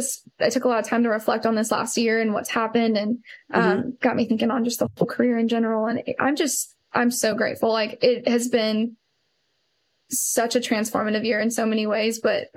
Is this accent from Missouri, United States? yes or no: yes; Columbia, Missouri, United States; moved away; It was in Columbia, Missouri. It's where I'm from originally.